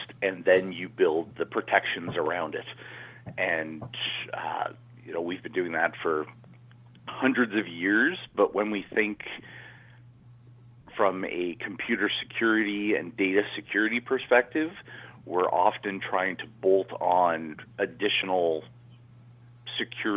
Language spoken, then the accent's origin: English; Canada; moved away as an adult; now in San Francisco, United States; I'm Canadian. I came here and living in San Francisco now